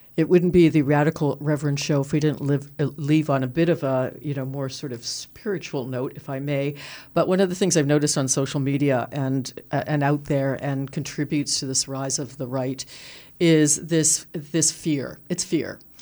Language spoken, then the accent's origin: English; Toronto, Ontario, Canada; I grew up in Toronto, and you know, was on social assistance as a teenager